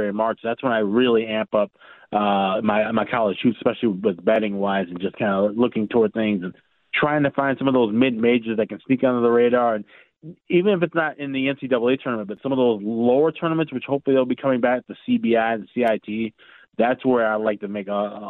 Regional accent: Midwest, United States; being a Midwesterner

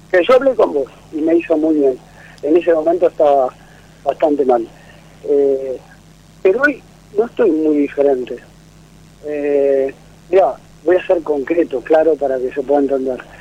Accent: Buenos Aires, Argentina; Eh, de acá de Parque Avellaneda.

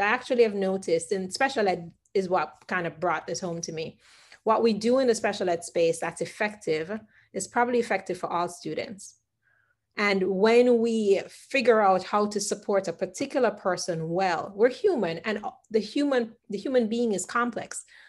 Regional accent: Jamaica; I remember growing up as a Jamaican

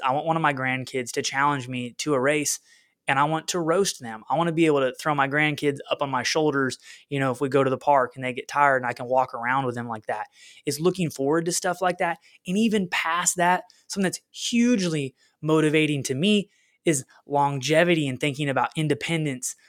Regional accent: Oklahoma, United States; moved away as an adult; also born or lived in West Little Rock, Arkansas; now in Little Rock, United States; We're both from Oklahoma, where, like, every house has a flat backyard

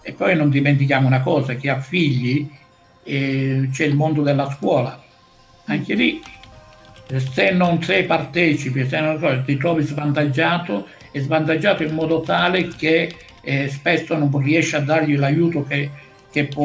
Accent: Priolo, Sicily, Italy; moved away; io vengo da Priolo, vicino a Siracusa, cioè, non sono stato mai fermo anche lì quindi è una cosa personale

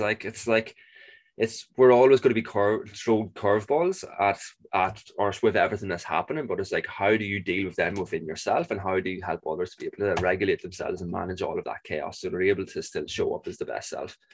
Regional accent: Ireland; I'm Irish

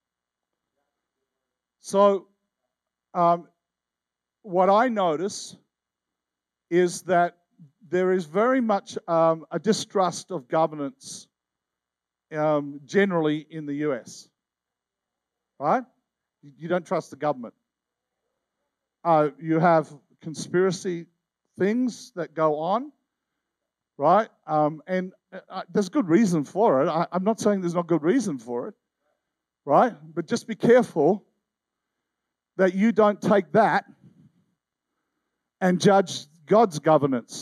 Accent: Tasmania, Australia; I'm an Aussie

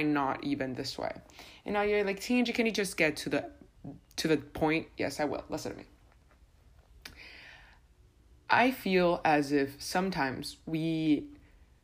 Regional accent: Honduras; moved away; I'm from Honduras

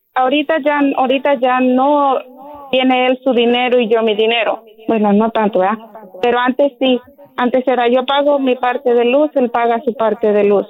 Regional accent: San Luis Potosí, Mexico; Yo soy de San Luis

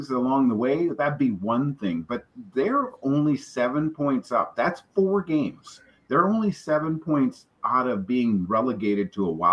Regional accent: Prince George, British Columbia, Canada; Prince George, which is my hometown.

